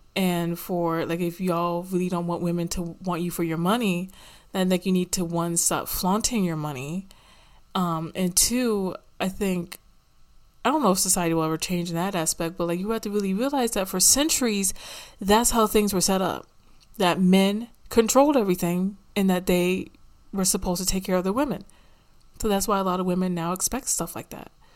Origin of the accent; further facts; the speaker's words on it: United States; I don't really like having to claim America, but that's where the hell I'm from